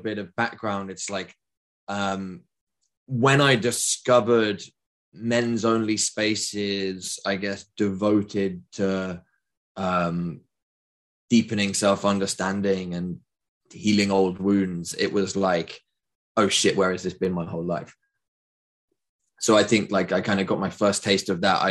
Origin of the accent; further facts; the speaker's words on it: United Kingdom; I'm from Britain